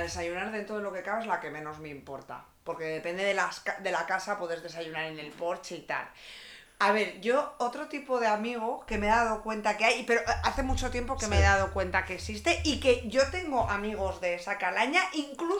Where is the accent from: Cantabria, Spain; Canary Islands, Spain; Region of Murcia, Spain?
Cantabria, Spain; now in Madrid, Spain